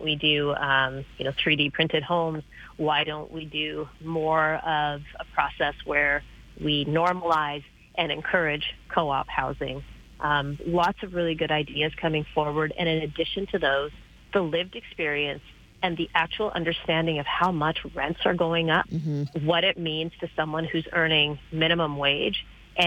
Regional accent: Manitoba, Canada; now in Calgary, Canada; I grew up in Manitoba

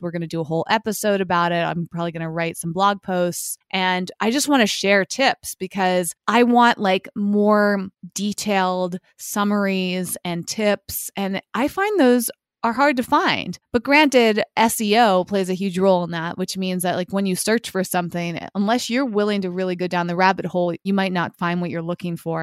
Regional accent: Massachusetts, United States; I grew up in Massachusetts

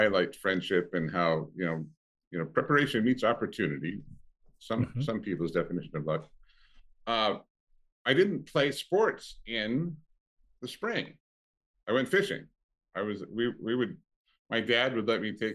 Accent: Longview, Washington, United States; moved away as an adult; also born or lived in Ellensburg, Washington; now in Southern California, United States; I was raised in the Pacific Northwest

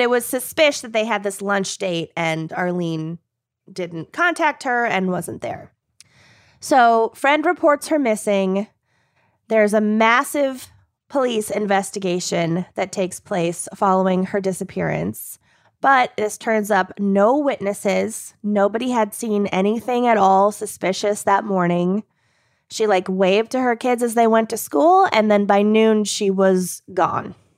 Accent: United States; as an American

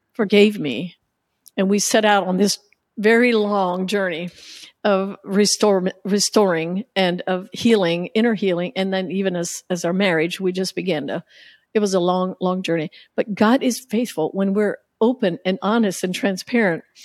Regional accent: United States; growing up in the Amish culture

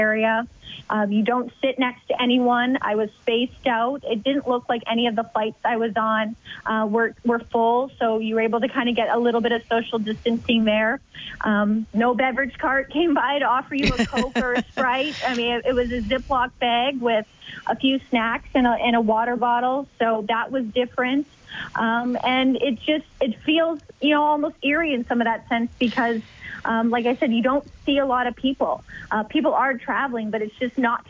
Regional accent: Edmonton, Alberta, Canada; also born or lived in Arizona; now in Minnesota, United States; moving from Edmonton to Arizona, and then Arizona to Minnesota

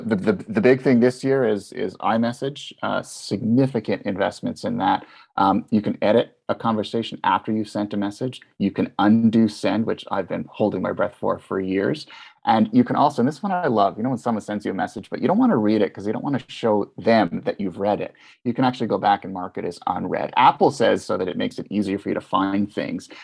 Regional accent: Canada; as a Canadian

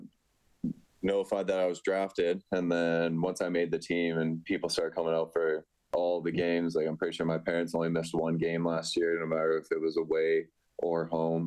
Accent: Leduc, Alberta, Canada; also born or lived in Red Deer; I was born in Red Deer, but majority of my life I grew up in the Leduc

